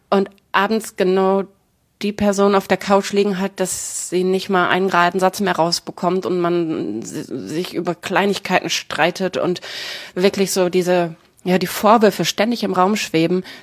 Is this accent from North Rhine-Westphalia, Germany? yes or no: yes; Herne, North Rhine-Westphalia, Germany; Ja, ich habe in Herne gewohnt.